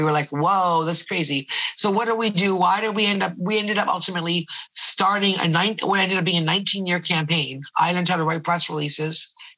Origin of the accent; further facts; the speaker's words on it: Toronto, Ontario, Canada; also born or lived in Ottawa; I'm a Toronto girl. I was born in Ottawa, which is the capital